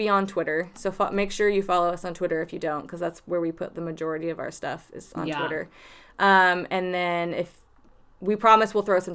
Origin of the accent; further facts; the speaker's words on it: Minerva, Ohio, United States; moved away; where I'm from it's called Minerva, Ohio